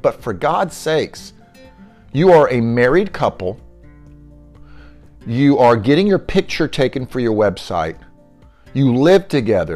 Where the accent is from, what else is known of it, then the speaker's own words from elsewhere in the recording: Denton, Texas, United States; moved away; also born or lived in Leander, Texas; Denton, of all places, my hometown.